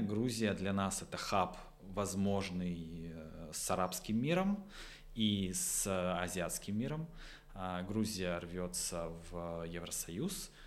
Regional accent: Votkinsk, Udmurtia, Russia; я из Воткинска

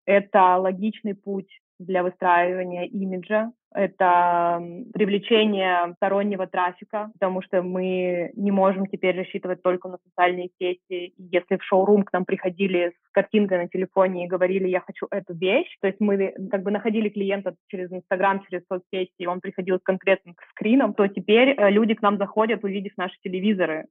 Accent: Irkutsk, Irkutsk Oblast, Russia; moved away; also born or lived in Moscow; я открыла первый стрит-магазин в своем родном городе, я из Иркутска

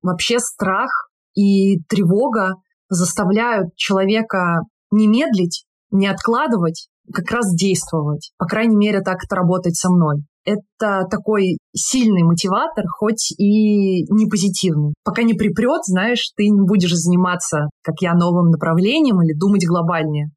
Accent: Tula, Tula Oblast, Russia; moved away as an adult; Я из Тулы, недалеко от Москвы.

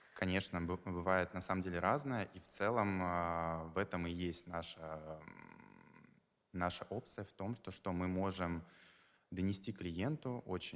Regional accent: Makhachkala, Dagestan, Russia; moved away as an adult; now in Moscow, Russia; я из Махачкалы

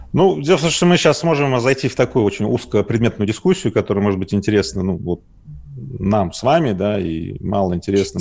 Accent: Magnitogorsk, Chelyabinsk Oblast, Russia; я родился ну, в Магнитогорске

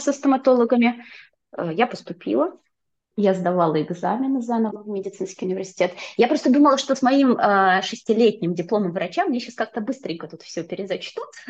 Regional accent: Nizhny Novgorod, Nizhny Novgorod Oblast, Russia; moved away as an adult; also born or lived in Saint Petersburg; now in Tallinn, Estonia; я родилась и выросла в Нижнем Новгороде, прожила там до двадцати шести лет и потом переехала в Петербург.

